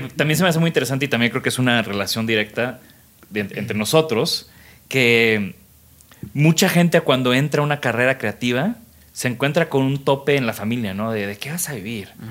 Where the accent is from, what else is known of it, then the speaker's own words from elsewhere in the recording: Tamaulipas, Mexico; crecí en Tamaulipas